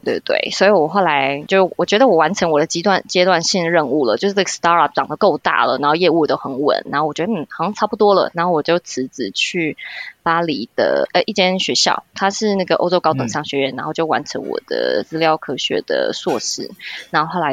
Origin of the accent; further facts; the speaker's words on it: Taiwan; moved away as an adult; now in Brussels, Belgium; 我其实就是也是在台湾读书啊长大，然后先工作